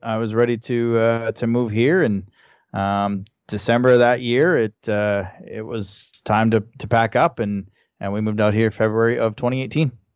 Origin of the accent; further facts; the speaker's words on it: Hanna, Alberta, Canada; moved away as an adult; also born or lived in Calgary, Alberta; now in Moncton, Canada; born and raised in Han, Alberta